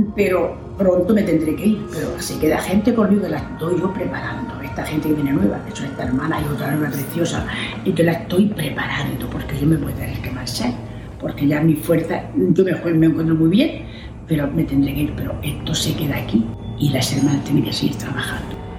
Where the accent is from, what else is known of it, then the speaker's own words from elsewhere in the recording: Panama; moved away as an adult; now in Venezuela; yo soy panameña, tengo dos años de estar aquí en la misión